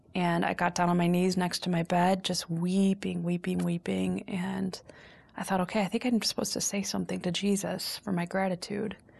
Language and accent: English; Chicago, Illinois, United States; also born or lived in Los Angeles / upstate New York; I am a Chicagoan through and through. I've, uh, lived in Los Angeles some. I've, I've lived in upstate New York some, but Chicago is, is my, is my blood.